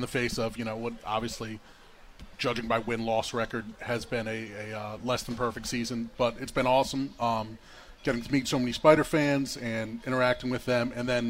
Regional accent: Philadelphia, Pennsylvania, United States; also born or lived in Williamsburg, Virginia / Bristol, Connecticut; now in Richmond, United States; I'm originally from Philadelphia.

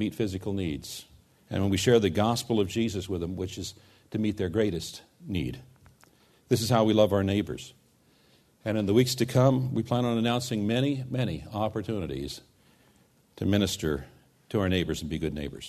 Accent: United States; we as American Christians

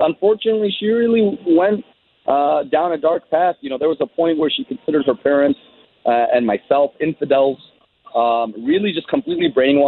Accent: Syria; moved away; I was born in Syria. I love Syria

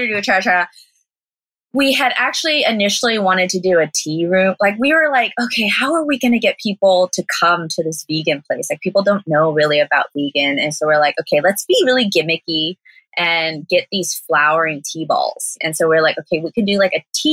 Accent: Southern California, United States; moved away as an adult; now in Taiwan; I was born and raised in Southern California

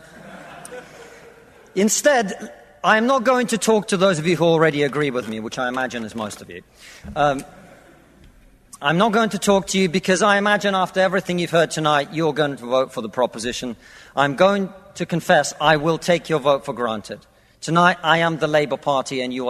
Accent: Russia; now in United Kingdom; I come from Russia, which is not a poor country

